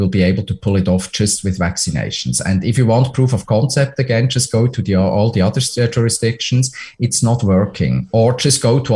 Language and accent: English; Switzerland; now in Ontario, Canada; my home country, Switzerland